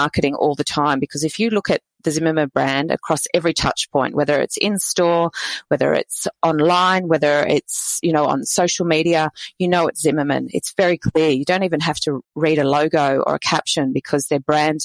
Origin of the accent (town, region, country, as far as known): Australia